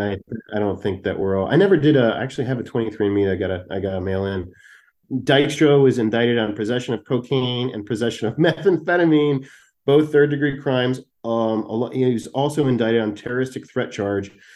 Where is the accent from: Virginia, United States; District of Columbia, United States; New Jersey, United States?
New Jersey, United States; moved away as an adult; also born or lived in California; I'm from South Jersey, man. I grew up in, um, uh, South S-, suburban South Jersey. I'm, it's a Philadelphia suburb, which is where I live now.